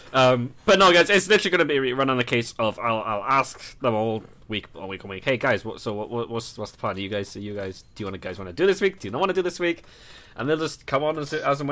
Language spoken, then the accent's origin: English; Wales, United Kingdom; we are three Welsh weebs